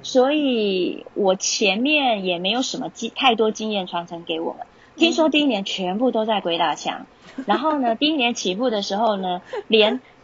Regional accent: Taiwan; moved away as an adult; also born or lived in Utah, United States / California, United States; 我们来自台湾的老师是非常少数的

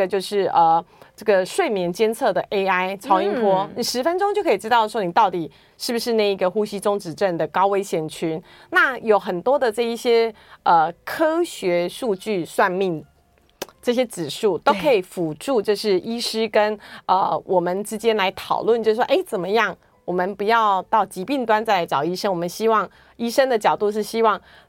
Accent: Taiwan; 我台湾人，不是韩系的。

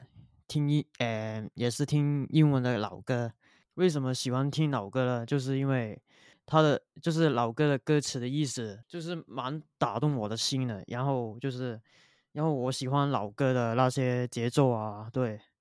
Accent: Hong Kong; now in Sydney, Australia; 我来自香港。

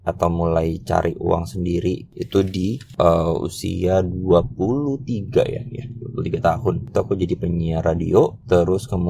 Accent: Samarinda, East Kalimantan, Indonesia; moved away as an adult; startup di kotaku di Samarinda kemudian setelah itu di 2016 ya karena aku waktu itu eh, 2015 tuh lulus S1 2016 tuh ada kesempatan buat jadi asdos uh, di kampus lain

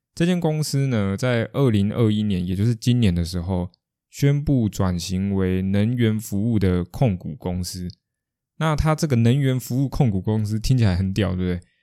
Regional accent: Kaohsiung, Taiwan; 因为毕竟我是高雄人

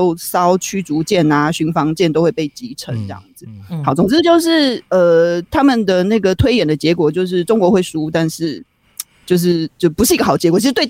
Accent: Taiwan; 就是其实不要说我们台湾人啊，其实美国呵呵他们他们也在帮我们做一些预测嘛，对不对？

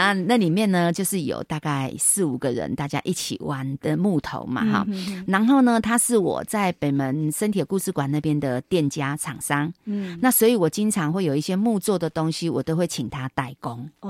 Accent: Taiwan; 那我们台湾人的的感觉，甚至中国人都觉得说啊，陪着孙子一起长大的感觉。

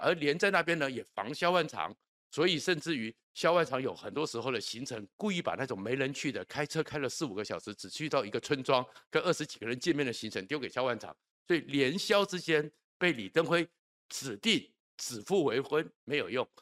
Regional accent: Taiwan; 我们住在台湾的人

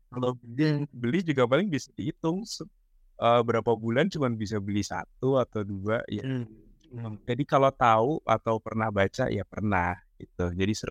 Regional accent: Ciputat, Banten, Indonesia; Iya, aku kecilnya dulu di Ciputat, masih di Tangerang Selatan.

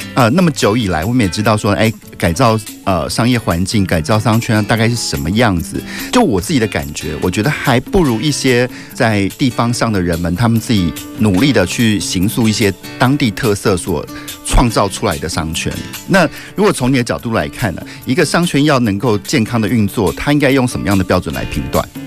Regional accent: Taichung, Taiwan; 那边的人称呼我们台中人叫做，“哎，你们是背面的人

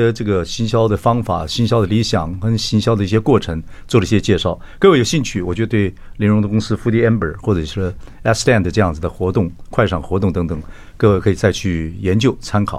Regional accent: Taiwan; 我们我们台湾人吃东有时候吃晚饭就也不换衣服，就这样穿着去了。

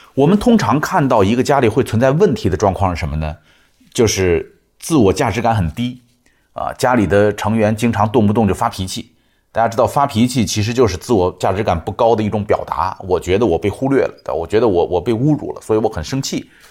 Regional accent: China; 我们中国人

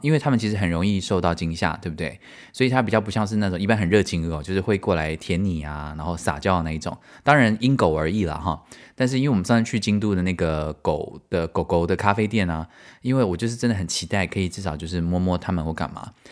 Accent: Tainan, Taiwan; moved away as an adult; also born or lived in Paris, France; now in Germany; 我们台南人早餐都吃什么

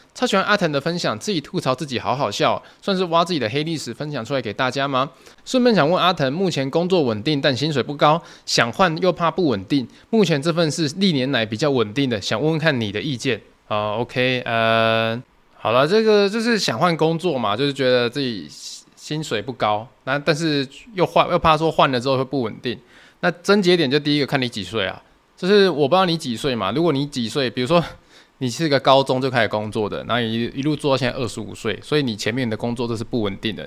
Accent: southern Taiwan, Taiwan; 因为我们是南部人嘛

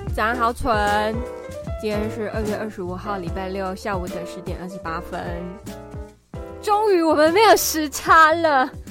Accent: Taiwan; moved away as an adult; also born or lived in Australia; 我刚从澳洲回来的时候超级没有办法接受台湾的交通

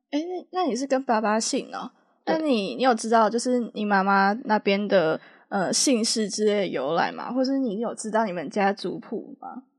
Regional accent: Taiwan; now in Taipei, Taiwan; 我算身为一个台湾人

